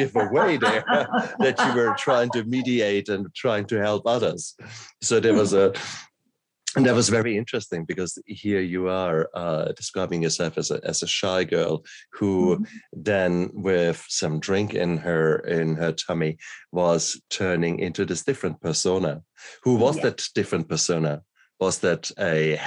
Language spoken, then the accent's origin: English; Mannheim, Germany; also born or lived in Ludwigshafen, Germany / Heidelberg, Germany; I grew up in Mannheim and Ludwigshafen, which are industrial towns